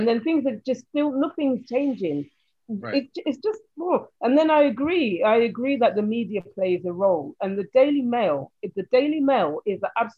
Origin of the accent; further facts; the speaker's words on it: Nottingham, East Midlands, United Kingdom; I'm from the Midlands, so I'm from Nottingham.